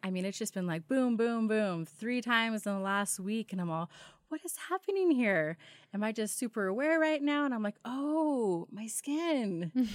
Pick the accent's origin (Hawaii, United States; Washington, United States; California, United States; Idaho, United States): Idaho, United States; Wilder; I am from Idaho, born and raised. Uh, I actually grew up in Wilder.